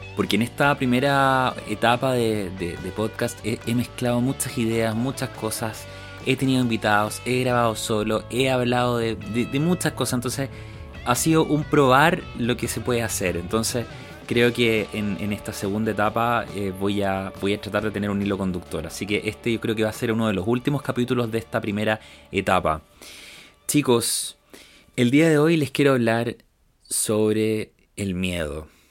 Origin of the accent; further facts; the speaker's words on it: Chile; nosotros como chilenos también hemos tenido que vivir este cambio cuando yo era pequeño